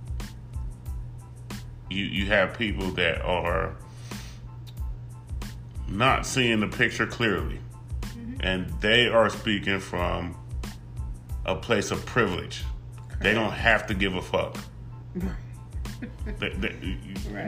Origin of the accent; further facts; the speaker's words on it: Compton, California, United States; I come from Compton, California, 90222, born and bred, proud than a motherfucker to be from the hub